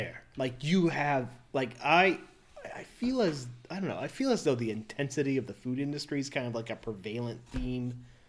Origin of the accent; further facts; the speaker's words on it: United States; I'm American